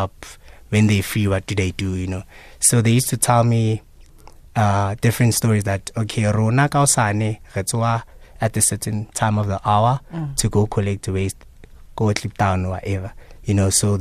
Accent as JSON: {"language": "English", "country": "South Africa", "said": "As South African people, you know, citizens"}